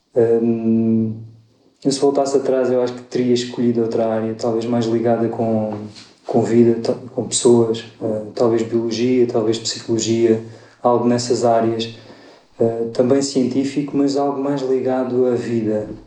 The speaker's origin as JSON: {"language": "Portuguese", "town": "Évora", "region": "Alentejo", "country": "Portugal", "tie": "born or raised there", "moved": "as an adult", "said": "eu nasci em Évora, sou lentejano, vivi lá até aos 18 anos"}